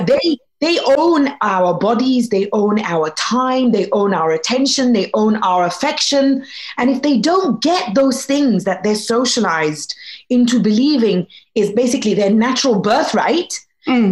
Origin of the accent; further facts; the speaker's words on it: Egypt; I was born in Egypt